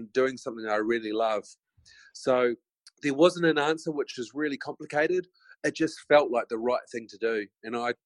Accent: Christchurch, Canterbury, New Zealand; moved away as an adult; now in Auckland, New Zealand; I grew up in North Beach in Christchurch

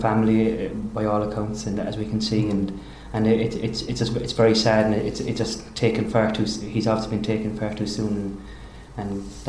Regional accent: Cork, Munster, Ireland; as a Cork man and as an Irishman

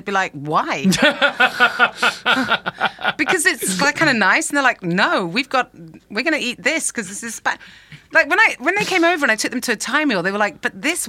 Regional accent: United Kingdom; as British people

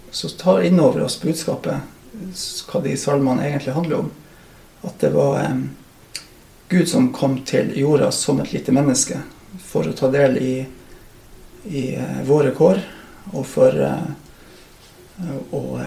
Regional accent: Oksfjord, Troms, Norway; moved away as an adult; also born or lived in Kvænangen / Reinfjord; now in Skjervøy, Norway; Så det er Oksfjord jeg vokste opp, og som jeg anser at jeg kommer ifra.

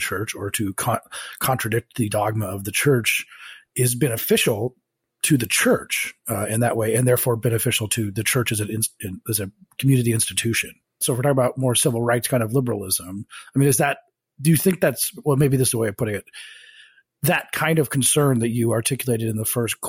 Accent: Colorado, United States; now in Washington, D.C., United States; I was born in Colorado

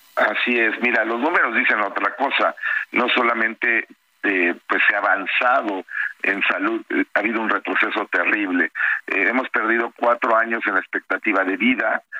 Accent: Mexico; soy mexicano y quiero a mi país

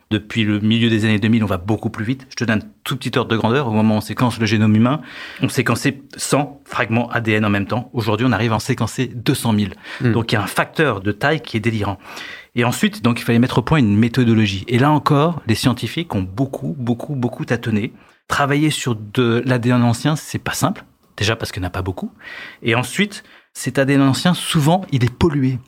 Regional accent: France; Chez nous, en France

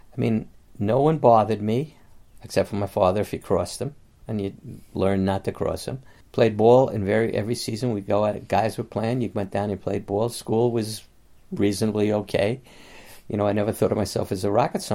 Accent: New York City, New York, United States; I grew up in the Bronx

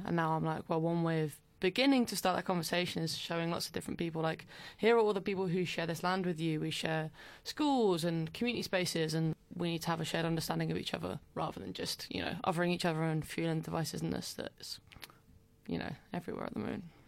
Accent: Brentwood, East of England, United Kingdom; moved away as an adult; now in London, United Kingdom; I was born in Brentwood in Essex, home of lots of the famous Towie things that people are quite well versed with these days. I grew up there until I was maybe eighteen

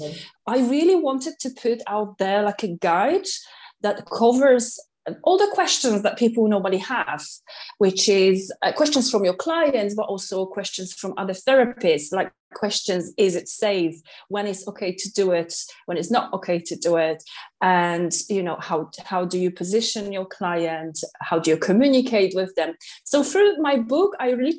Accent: Katowice, Silesian Voivodeship, Poland; English is a second language; moved away as an adult; now in London, United Kingdom; in 2006, I arrived to London from Poland, from city Katowice, and I got a job

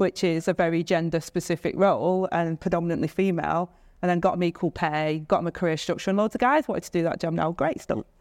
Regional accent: Stockport, North West England, United Kingdom; I grew up in Stockport on, on this council estate

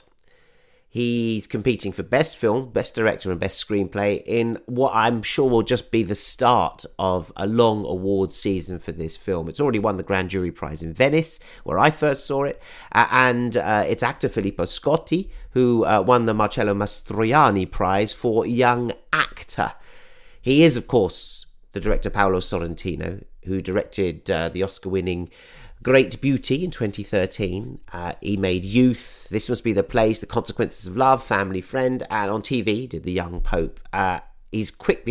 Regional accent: United Kingdom; I'm British

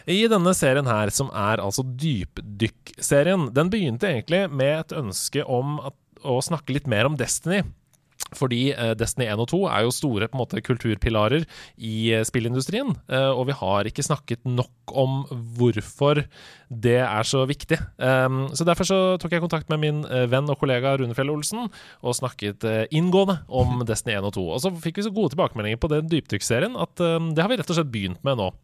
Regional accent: Oslo, Norway; jeg er jo fra Oslo, jeg vokste opp i Oslo.

